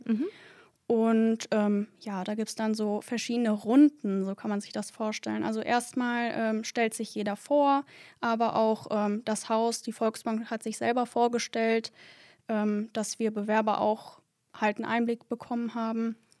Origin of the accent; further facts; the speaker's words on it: Duisburg, North Rhine-Westphalia, Germany; ich wohne hier in Duisburg schon mein ganzes Leben, würde auch sagen, dass ich so Ur-Duisburgerin bin